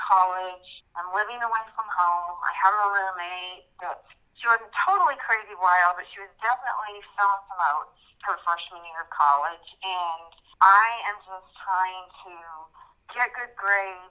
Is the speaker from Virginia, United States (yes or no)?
yes; Virginia, United States; moved away as an adult; now in Idaho, United States; I'm currently living in Idaho, but I was actually born and raised in Virginia and lived most of my life, well, the first 18 years of my life in Virginia